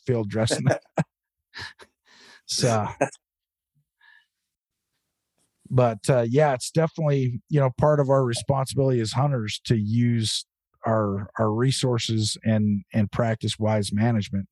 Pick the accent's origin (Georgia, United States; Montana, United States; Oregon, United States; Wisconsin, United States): Oregon, United States; this is my home state, Oregon